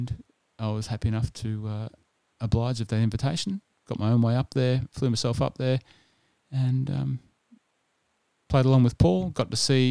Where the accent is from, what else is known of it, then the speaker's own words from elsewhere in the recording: New South Wales, Australia; also born or lived in Sydney; now in Melbourne, Australia; I grew up in New South Wales, as you know, and spent a lot of time in Sydney